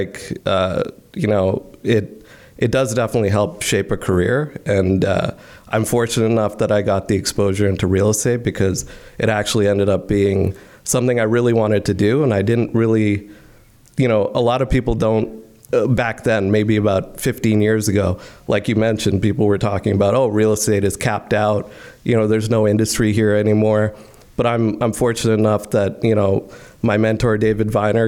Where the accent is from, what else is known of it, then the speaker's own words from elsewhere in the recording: Delhi, India; moved away as an adult; now in Canada; I grew up in India for 18 years